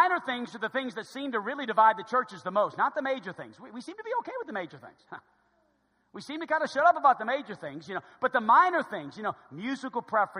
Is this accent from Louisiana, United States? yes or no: yes; New Orleans, Louisiana, United States; I was growing up in New Orleans